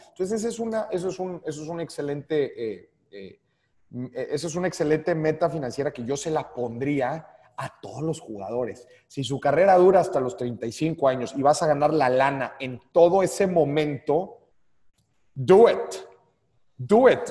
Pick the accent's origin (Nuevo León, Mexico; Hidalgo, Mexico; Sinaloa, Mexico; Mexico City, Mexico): Nuevo León, Mexico; Monterrey; nosotros los regios